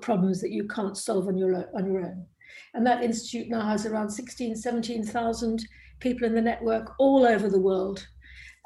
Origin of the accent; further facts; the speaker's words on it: South Africa; moved away; also born or lived in Cambridge; I grew up in South Africa, one of the world's beautiful countries